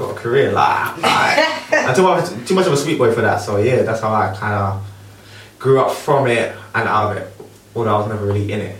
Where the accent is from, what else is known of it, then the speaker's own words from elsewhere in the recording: London, United Kingdom; Obviously, I grew up local to you, so I grew up in Tooting.